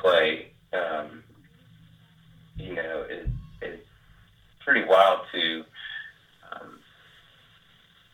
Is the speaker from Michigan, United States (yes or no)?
no; South Carolina, United States; moved away; I'm originally from South Carolina